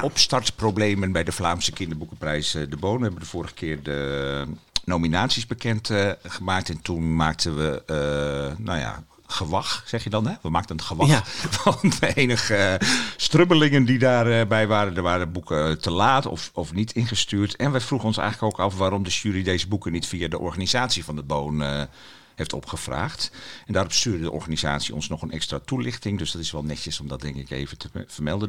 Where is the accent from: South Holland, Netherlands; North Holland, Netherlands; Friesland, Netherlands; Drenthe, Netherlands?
Friesland, Netherlands; Heerenveen; moved away; ik ben geboren in Heerenveen